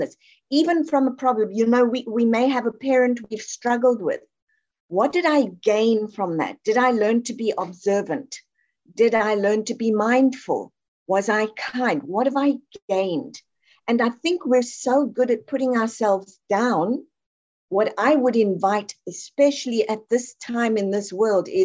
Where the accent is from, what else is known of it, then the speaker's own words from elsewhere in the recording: South Africa; I'm from South Africa